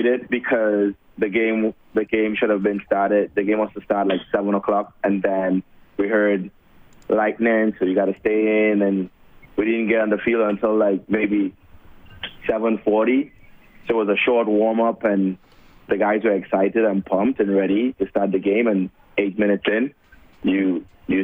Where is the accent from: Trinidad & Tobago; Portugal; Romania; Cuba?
Trinidad & Tobago; Port of Spain; moved away; I was born and raised in Trinidad and Tobago. Well, Trinidad, the city, in Port of Spain, the capital.